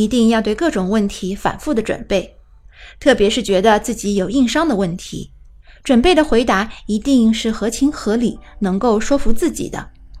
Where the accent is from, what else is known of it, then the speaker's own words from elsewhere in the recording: Beijing, China; 所谓地利，我是北京人，一直纠结不想来广州签证。